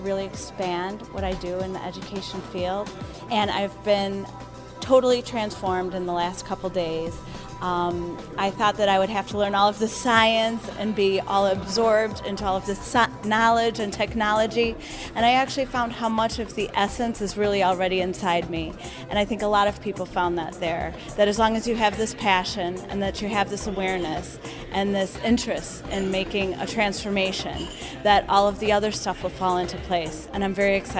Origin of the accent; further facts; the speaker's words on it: Chicago, Illinois, United States; I'm from Chicago.